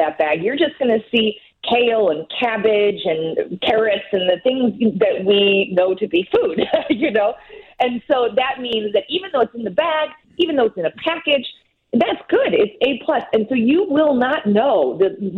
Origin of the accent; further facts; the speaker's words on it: United States; since I'm American